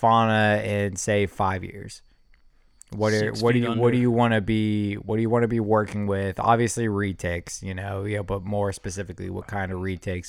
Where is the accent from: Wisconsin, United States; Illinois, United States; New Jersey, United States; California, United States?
Wisconsin, United States; Buddy, I'm from Wisconsin. Yeah. Yeah, that's right. It's right across.